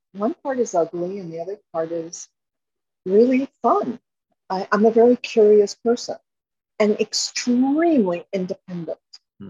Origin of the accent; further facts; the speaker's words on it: Miami, Florida, United States; born there; also born or lived in Chevy Chase, Maryland; I was sent to live with my grandmother from Chevy Chase, Maryland to Miami. And ironically, I was born in Miami. I was hatched on the beach somewhere.